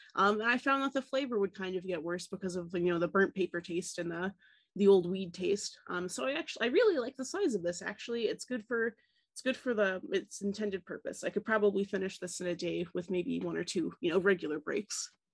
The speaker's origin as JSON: {"language": "English", "region": "Tennessee", "country": "United States", "tie": "born or raised there", "moved": "yes", "said": "growing up in Tennessee, we had Mayfield"}